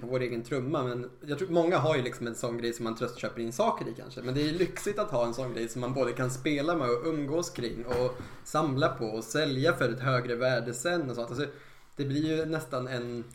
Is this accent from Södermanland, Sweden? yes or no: yes; Eskilstuna, Södermanland, Sweden; som butiken hette hemma i Eskilstuna på den tiden